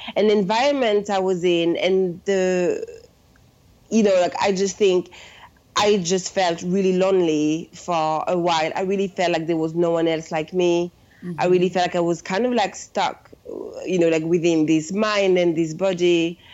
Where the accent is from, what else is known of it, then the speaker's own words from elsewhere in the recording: suburbs of Paris, Île-de-France, France; English is a second language; moved away as an adult; now in London, United Kingdom; I was born and raised in France. I'm from Paris, um, but really the suburbs of Paris.